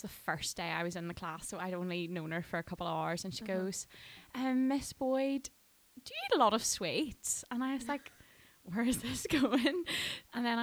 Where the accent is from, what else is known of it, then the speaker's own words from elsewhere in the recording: Dungannon, Northern Ireland, United Kingdom; I'm from Dungannon